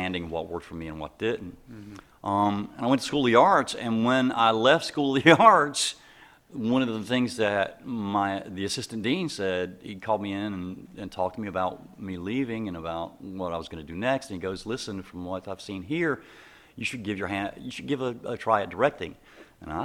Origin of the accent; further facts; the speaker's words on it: Four Oaks, North Carolina, United States; I grew up in Four Oaks